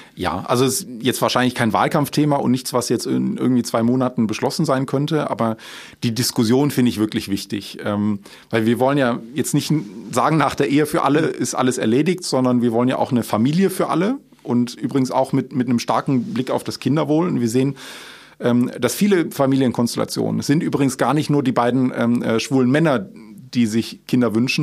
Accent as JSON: {"language": "German", "town": "Aachen", "region": "North Rhine-Westphalia", "country": "Germany", "tie": "born or raised there", "said": "Ich war damals als Schüler selbst aktiv ähm, bei Schlau NRW, ähm, also ein Schulaufklärungsnetzwerk, damals bei uns in Aachen"}